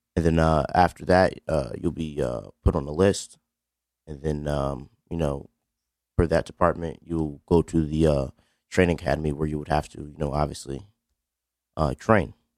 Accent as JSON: {"language": "English", "town": "New Haven", "region": "Connecticut", "country": "United States", "said": "I'm African American male, uh, from Beaver Hills. Um, grew up in a pretty good house"}